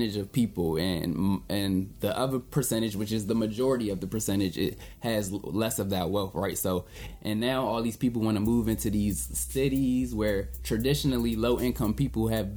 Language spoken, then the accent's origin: English; Bowie, Maryland, United States; also born or lived in Capitol Heights, Maryland; I grew up in Bowie